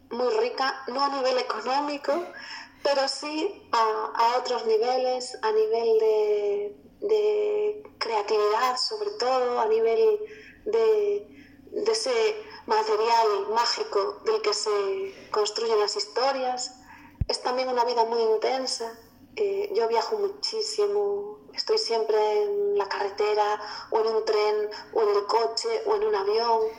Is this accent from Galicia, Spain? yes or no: yes; Galicia, Spain; el primer libro está ambientado en Galicia, de donde yo soy.